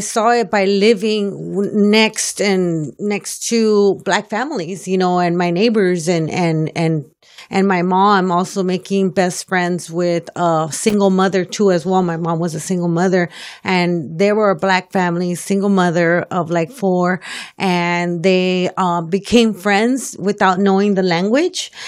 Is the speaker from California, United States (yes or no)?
yes; Los Angeles, California, United States; also born or lived in Boyle Heights, East Los Angeles; lived, um, most of my life in South Central, South, South L